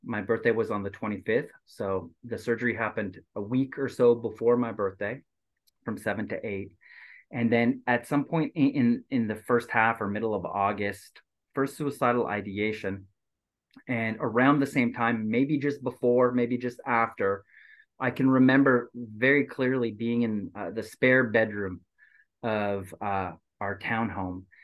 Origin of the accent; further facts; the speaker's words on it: Quebec, Canada; also born or lived in Asia; now in Southern California, United States; as a Quebecer